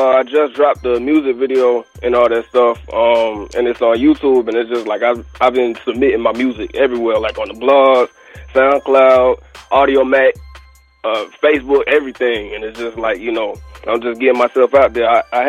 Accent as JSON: {"language": "English", "town": "Atlanta", "region": "Georgia", "country": "United States", "said": "Like me, myself, I'm from Atlanta"}